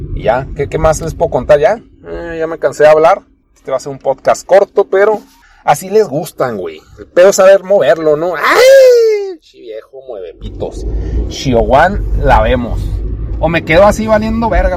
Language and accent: Spanish; Chihuahua, Mexico; aquí vivo